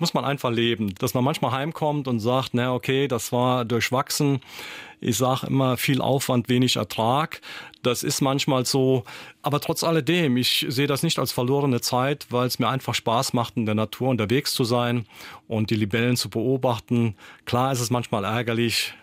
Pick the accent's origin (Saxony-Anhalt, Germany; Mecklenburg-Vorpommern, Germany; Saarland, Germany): Saarland, Germany; also born or lived in Hasborn; bei uns im Saarland